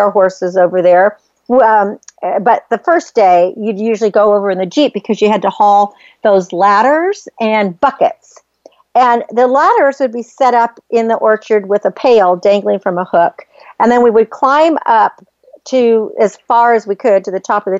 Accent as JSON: {"language": "English", "region": "Northern California", "country": "United States", "tie": "born or raised there", "said": "I grew up in Northern California on the farm"}